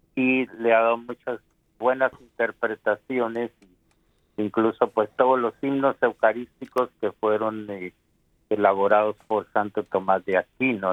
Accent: Guatemala; mi país de Guatemala

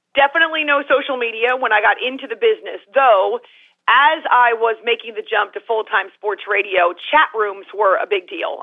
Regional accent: Concord, New Hampshire, United States; I was a little leaguer in my state of New Hampshire, my home state of New Hampshire

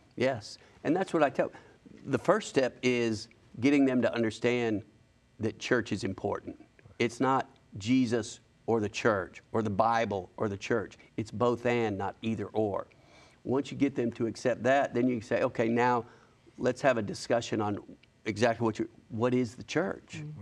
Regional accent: Huntsville, Alabama, United States; now in Birmingham, United States; I'm from Huntsville

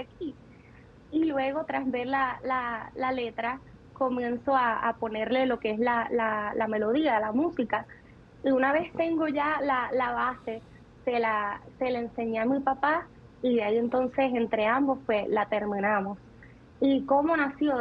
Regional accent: Ciales, Puerto Rico; also born or lived in Florida, United States; allí me crié, en el pueblito de, de, Ciales, que seguramente ellos lo mencionaron mucho, eh, que es un pueblo en la montaña, un pueblo bien humilde, en el mismo centro de, Puerto Rico

